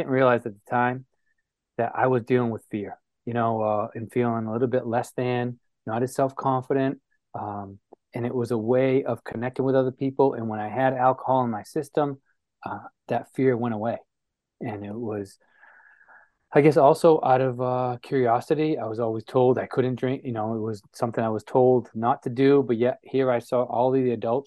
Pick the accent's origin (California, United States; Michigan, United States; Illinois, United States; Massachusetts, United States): Massachusetts, United States; New Bedford; I was born in New Bedford. That's where I grew up